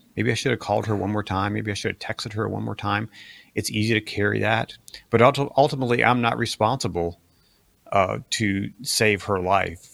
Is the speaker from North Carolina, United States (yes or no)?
no; Ohio, United States; grew up in, uh, what, what my kids call Amish country, or the Amish world in Ohio